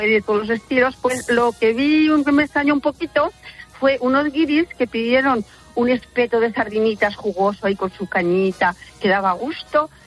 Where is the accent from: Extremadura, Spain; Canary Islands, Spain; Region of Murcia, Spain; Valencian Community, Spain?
Valencian Community, Spain; Valencia; now in Mijas, Spain; Yo no soy una fósfora, soy una traca, porque soy de Valencia.